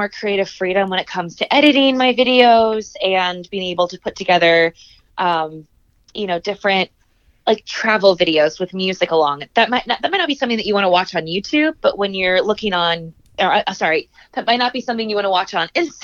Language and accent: English; Indianapolis, Indiana, United States; also born or lived in East Coast / West Coast; I am originally from Indianapolis, born and raised